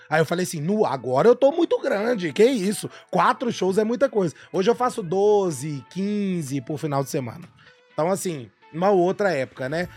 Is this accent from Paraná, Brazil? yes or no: no; Belo Horizonte, Minas Gerais, Brazil; also born or lived in Caeté; Eu nasci aqui em Belo Horizonte e tive que ir morar em Fortuna de Minas